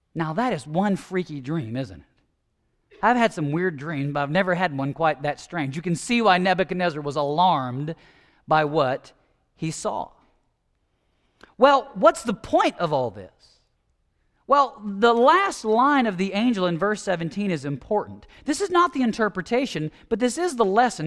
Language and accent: English; United States; as American evangelicals